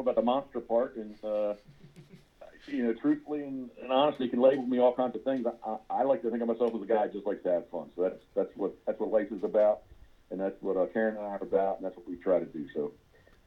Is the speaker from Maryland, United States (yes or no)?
yes; Havre de Grace, Maryland, United States; I'm originally from Havre de Grace, Maryland